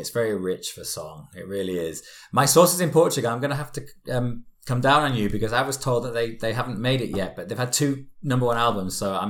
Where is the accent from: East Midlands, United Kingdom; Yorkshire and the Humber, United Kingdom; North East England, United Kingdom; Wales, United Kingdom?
Yorkshire and the Humber, United Kingdom; Leeds; I'm from Leeds